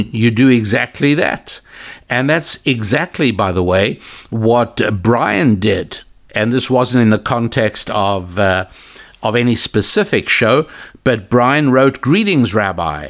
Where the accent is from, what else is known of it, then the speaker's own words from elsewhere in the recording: South Africa; moved away; I was born in South Africa. I've been away several decades.